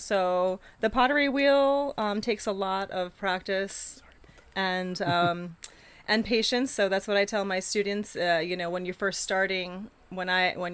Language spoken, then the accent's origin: English; Rye, New Hampshire, United States; moved away as an adult; also born or lived in Florida; now in Pocasset, Massachusetts, United States; I grew up in Rye, New Hampshire